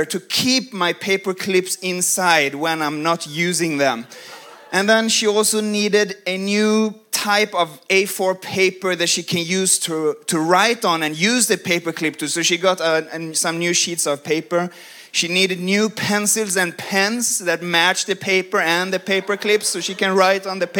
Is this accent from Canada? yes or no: no; Sweden; moved away as an adult; now in United States; I come from Sweden